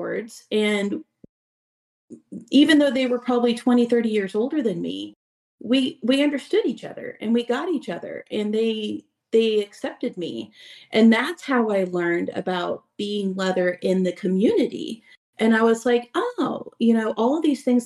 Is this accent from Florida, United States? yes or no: yes; Central Florida, United States; I'm from Central Florida